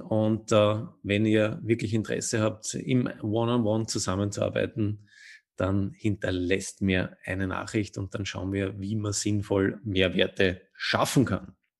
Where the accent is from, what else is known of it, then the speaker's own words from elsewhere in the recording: Austria; als Österreicher